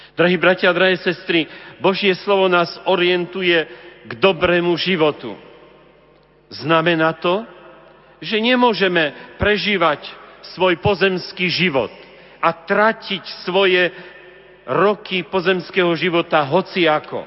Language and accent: Slovak; Hažín nad Cirochou, Prešov Region, Slovakia; v mojom rodisku, v Hažine nad Cirochou pri Humenom